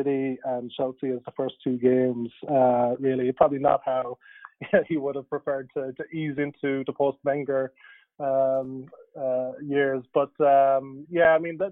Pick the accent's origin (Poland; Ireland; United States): Ireland; I grew up in Ireland